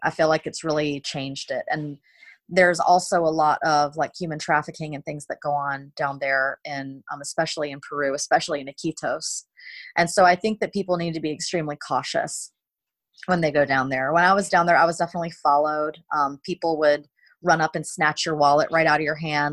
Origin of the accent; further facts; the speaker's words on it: South Carolina, United States; I was raised in South Carolina in America